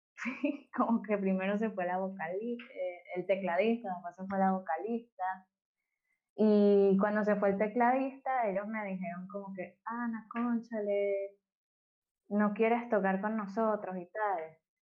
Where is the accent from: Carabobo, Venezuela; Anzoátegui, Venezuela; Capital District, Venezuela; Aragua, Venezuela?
Aragua, Venezuela; Maracay; yo soy de Maracay y crecí en, bueno, Maracay es nulísima